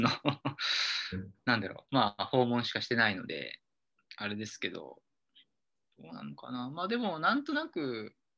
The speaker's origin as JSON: {"language": "Japanese", "town": "Seki", "region": "Gifu", "country": "Japan", "tie": "born or raised there", "also_born_or_lived": "Osaka", "moved": "as an adult", "said": "18年ぐらいは岐阜県の関市で暮らしていて"}